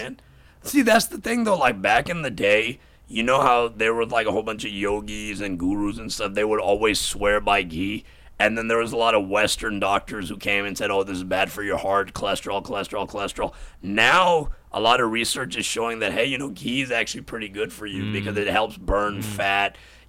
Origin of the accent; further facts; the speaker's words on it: Pakistan; Like, we're all Pakistani, so there's no Indians.